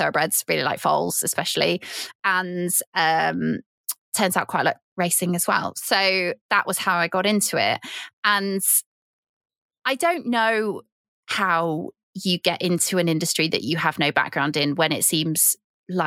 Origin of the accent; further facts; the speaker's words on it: Cheshire, North West England, United Kingdom; moved away; also born or lived in Yorkshire; I'm from Cheshire and I'm from a really big dairy area